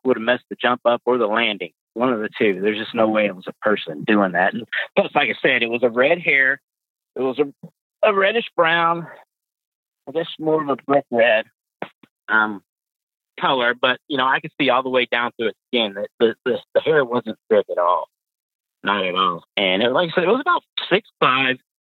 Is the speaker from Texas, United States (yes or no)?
yes; Pasadena, Texas, United States; moved away as an adult; now in Fort Wayne, United States; I'm from Texas. I was born and raised in Texas, um, specifically Pasadena.